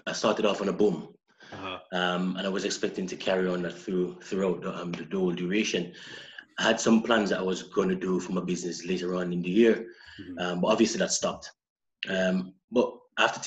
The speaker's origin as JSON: {"language": "English", "area": "St. Ann", "region": "Saint Ann", "country": "Jamaica", "tie": "born or raised there", "also_born_or_lived": "Kilwinning, Scotland / Saltcoats, Scotland", "moved": "as an adult", "lives_now": "Glasgow, United Kingdom", "said": "I came from the middle of Jamaica, which is called St. Anne"}